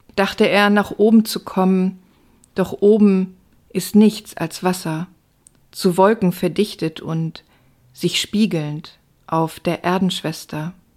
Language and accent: German; Stade, Lower Saxony, Germany; now in Hamburg, Germany; Ich bin in Hamburg geboren, in Stade aufgewachsen und seit 1999 wieder in Hamburg.